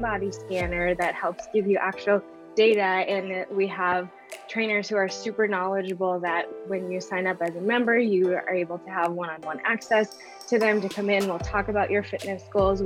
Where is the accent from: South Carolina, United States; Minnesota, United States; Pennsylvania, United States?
Minnesota, United States; Northern; now in West Fargo, United States; I am from Northern Minnesota originally, grew up in a super small town.